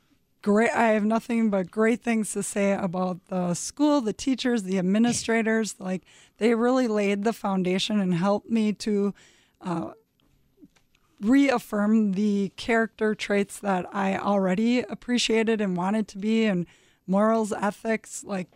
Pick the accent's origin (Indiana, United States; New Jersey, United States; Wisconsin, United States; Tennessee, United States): Wisconsin, United States; Green Bay; Yeah, I grew up in Green Bay, Wisconsin, went to Southwest High School.